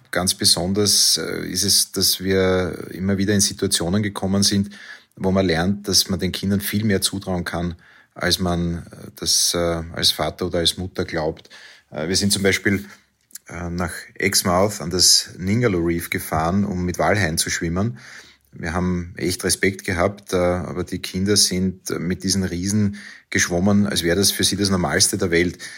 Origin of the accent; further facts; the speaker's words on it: Vienna, Austria; Wir sind eine Wiener Familie, sehr reise- und sehr abenteuerlustig.